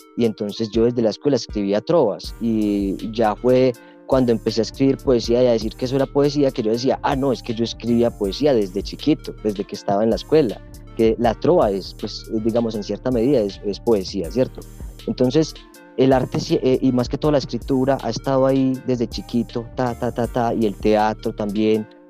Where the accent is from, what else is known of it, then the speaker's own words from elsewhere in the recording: Alejandría, Antioquia, Colombia; also born or lived in Sonsón, Antioquia; Soy del municipio de Alejandría, estudié en Sonsón